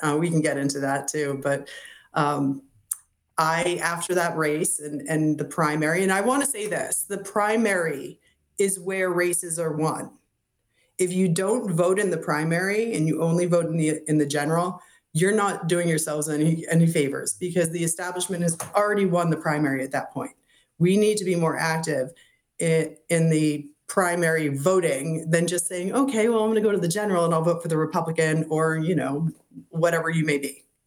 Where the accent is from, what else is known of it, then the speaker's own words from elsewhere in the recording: Massachusetts, United States; now in Florida, United States; growing up in Massachusetts